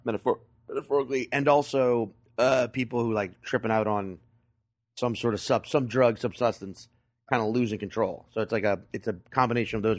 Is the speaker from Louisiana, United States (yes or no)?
yes; Chalmette, Louisiana, United States; also born or lived in New Orleans suburbs; I'm originally from Shalamette, Louisiana, which, if you know your New Orleans, that's, like, the Staten Island